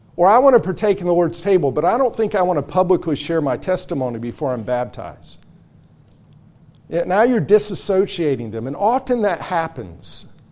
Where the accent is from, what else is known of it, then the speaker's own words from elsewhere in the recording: North Carolina, United States; That's how I say it in growing up in North Carolina